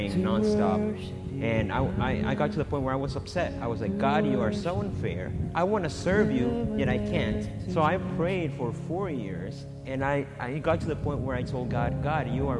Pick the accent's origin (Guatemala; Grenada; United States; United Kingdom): Guatemala; I was born in Guatemala